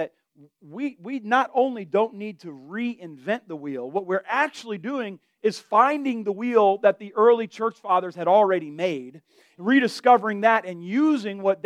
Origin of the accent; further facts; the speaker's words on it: Delray Beach, Florida, United States; I'm from Florida.